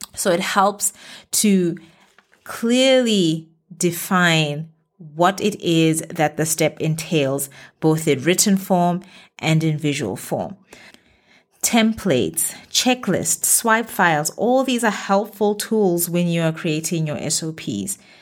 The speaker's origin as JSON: {"language": "English", "country": "Botswana", "moved": "as an adult", "lives_now": "Middle East", "said": "my home country, Botswana"}